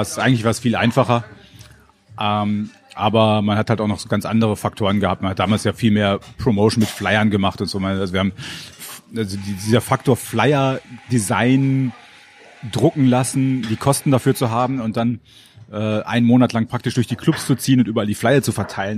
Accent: Moers, North Rhine-Westphalia, Germany; moved away as an adult; also born or lived in Kamp-Lintfort / Munich / Duisburg; now in Berlin, Germany; Da habe ich die ersten fünf Jahre meines Lebens verbracht

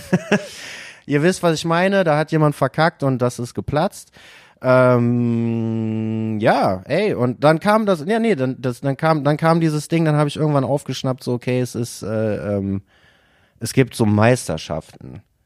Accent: Haan, North Rhine-Westphalia, Germany; now in Düsseldorf, Germany; Ich bin nicht in Düsseldorf geboren, ich komme aber tatsächlich aus der Umgebung. Ich komme aus Hahn, da bin ich geboren

